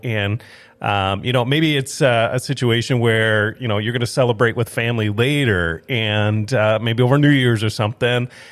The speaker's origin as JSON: {"language": "English", "area": "Twin Cities", "region": "Minnesota", "country": "United States", "tie": "born or raised there", "also_born_or_lived": "Saint Paul, Minnesota / Watertown, South Dakota", "moved": "as an adult", "lives_now": "Grand Forks, United States", "said": "I grew up in the Twin Cities area, um, went to school at Northwestern there in Saint Paul"}